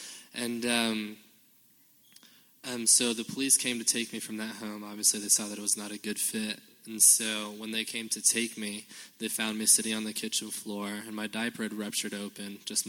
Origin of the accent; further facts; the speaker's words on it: Compton, California, United States; born there; and actually I was born in Compton, L.A., and so I have street cred, but I was living in downtown Los Angeles at the time, right?